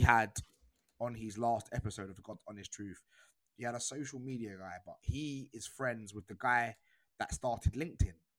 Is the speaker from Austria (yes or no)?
no; United Kingdom; culturally, I am British